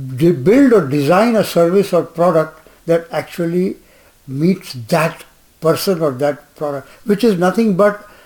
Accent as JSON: {"language": "English", "town": "Jamshedpur", "region": "Jharkhand", "country": "India", "tie": "born or raised there", "said": "I grew up in Jamshedpur"}